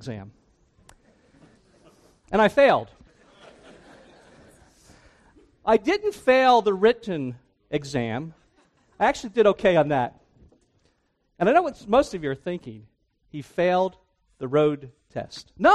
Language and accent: English; New Jersey, United States; moved away as an adult; also born or lived in Briarcliff Manor, New York; I grew up in New Jersey. I grew up on the Jersey Shore